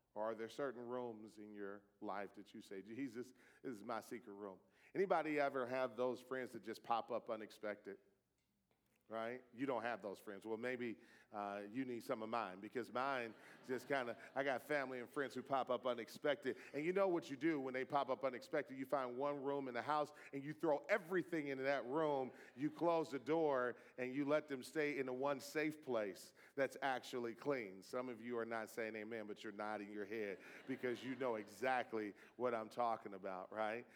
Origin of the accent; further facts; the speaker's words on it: Detroit, Michigan, United States; You know, I grew up in Detroit. My father was a Detroit public school teacher for 27 years. I, I was uh, born in that city